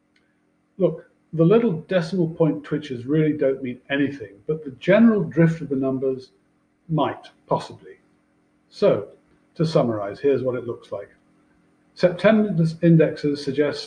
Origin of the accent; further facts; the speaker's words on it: United Kingdom; moved away as an adult; I'm British, obviously, but having spent most of my career abroad